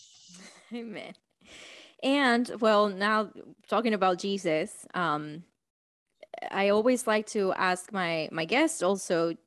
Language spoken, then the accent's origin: English; Dominican Republic; moved away; I am from Dominican Republic